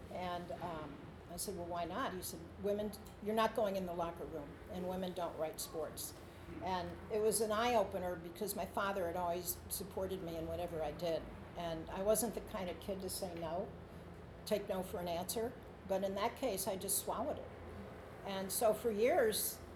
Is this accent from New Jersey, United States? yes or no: no; New York City, New York, United States; moved away as an adult; now in California, United States; I grew up in Queens, and my father was a Giants fan